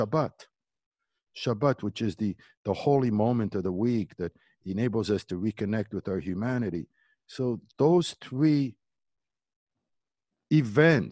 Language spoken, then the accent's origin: English; Montreal, Quebec, Canada; moved away as an adult; also born or lived in Berrechid, Morocco; now in Los Angeles, United States; that's where I grew up in Canada and graduated from McGill University